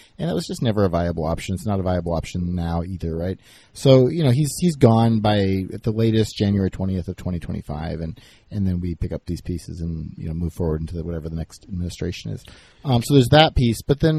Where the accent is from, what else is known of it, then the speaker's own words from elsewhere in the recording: United States; as an American